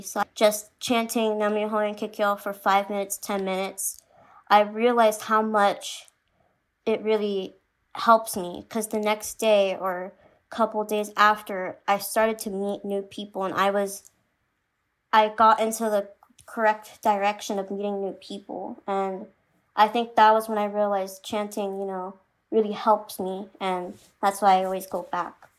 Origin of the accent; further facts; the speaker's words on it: Phoenix, Arizona, United States; I'm from Phoenix, Arizona